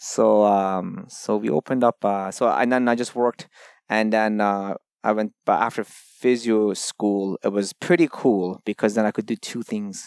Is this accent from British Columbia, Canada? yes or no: no; Toronto, Ontario, Canada; also born or lived in Iran; originally from Iran, but grew up in, um, Toronto ever since I was thirteen